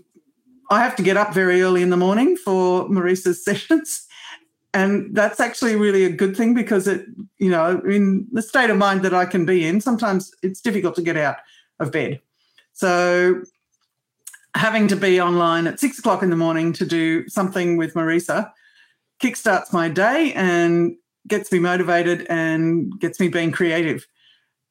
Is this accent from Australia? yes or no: yes; Australia; also born or lived in rural New South Wales; I'm Australian